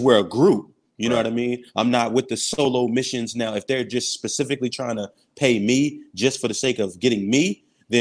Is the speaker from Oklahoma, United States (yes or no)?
no; Philadelphia, Pennsylvania, United States; moved away as an adult; now in Honolulu, United States; I'm from North Philly